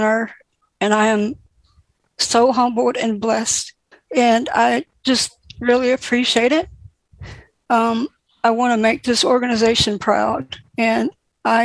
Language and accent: English; St. Pauls, North Carolina, United States; I am from St. Paul's, North Carolina, a very small rural town